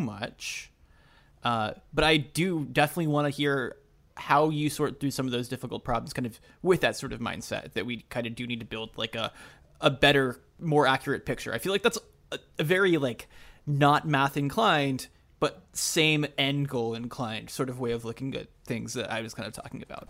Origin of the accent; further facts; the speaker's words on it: Canada; moved away; I'm a Canadian citizen who hasn't lived there in two decades